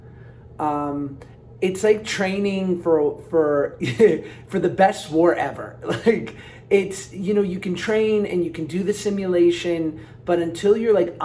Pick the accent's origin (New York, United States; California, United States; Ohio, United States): New York, United States; I'm from New York.